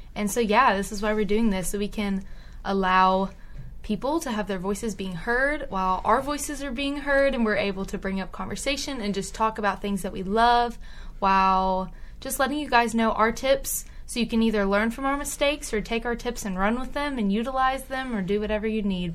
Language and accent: English; Tyler, Texas, United States; I'm from Tyler, Texas, East Texas area, very rural